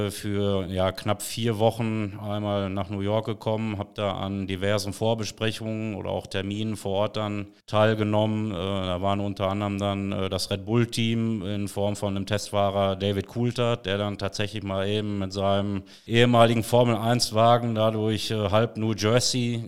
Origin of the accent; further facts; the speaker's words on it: Finnentrop, North Rhine-Westphalia, Germany; Äh, bin aus Finnentrop und arbeite seit dem 1. November 2013 hier im Rathaus